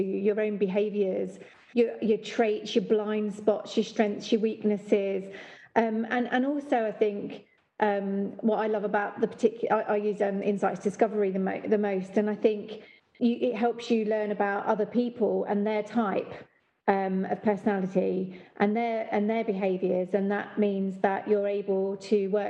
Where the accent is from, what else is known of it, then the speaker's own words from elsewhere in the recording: London, United Kingdom; I grew up in the East End of London in the 70s.